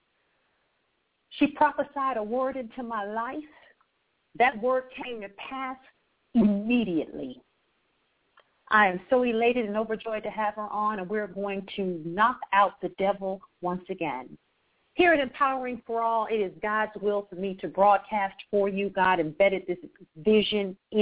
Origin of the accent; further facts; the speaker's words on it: Akron, Ohio, United States; also born or lived in Atlanta, Georgia; born and raised in Akron, Ohio, the same place LeBron James is from